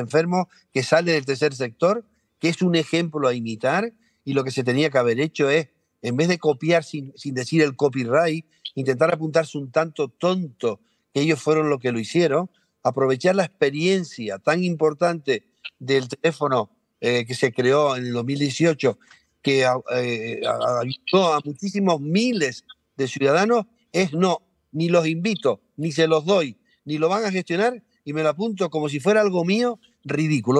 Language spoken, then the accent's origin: Spanish; Canary Islands, Spain; Nosotros dos estamos en Tenerife. Eh, quiere decir que no tiene mayor, somos canarios todos